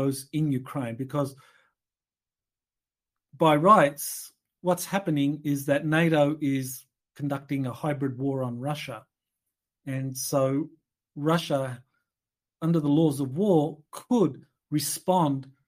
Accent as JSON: {"language": "English", "country": "Australia", "said": "I come from Australia"}